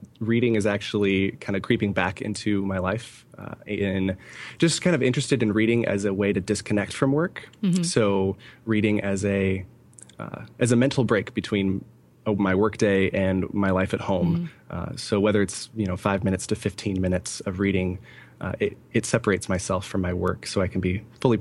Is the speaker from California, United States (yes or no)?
yes; California, United States; moved away as an adult; also born or lived in Coeur d'Alene, Idaho; now in Allentown, United States; both my wife and I are born and raised in California